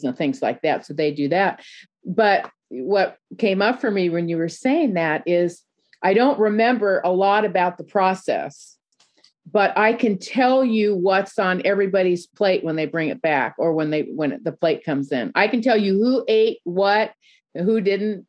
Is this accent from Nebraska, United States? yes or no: no; Newport Beach, California, United States; I grew up in Newport Beach, California